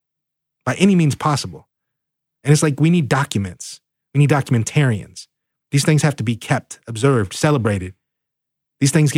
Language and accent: English; Seattle, Washington, United States